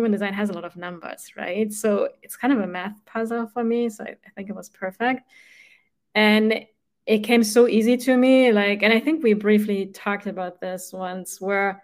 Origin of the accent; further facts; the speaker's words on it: Germany; moved away as an adult; now in United States; I grew up in Germany, right? And in Germany, we have at least where I grew up, like on the countryside